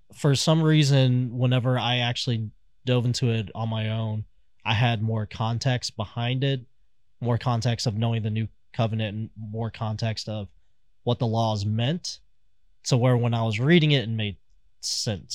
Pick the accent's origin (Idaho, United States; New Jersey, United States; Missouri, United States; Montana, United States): Missouri, United States; Kansas City; I'm from Kansas City